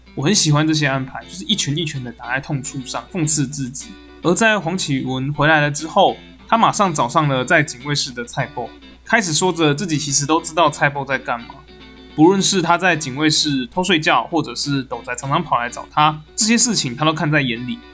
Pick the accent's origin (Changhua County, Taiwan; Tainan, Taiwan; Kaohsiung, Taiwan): Tainan, Taiwan; rural; 我是一个在台南乡下长大的小孩